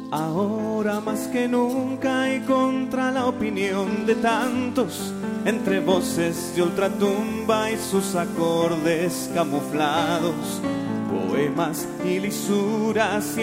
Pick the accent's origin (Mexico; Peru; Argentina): Peru; mi país, en Perú.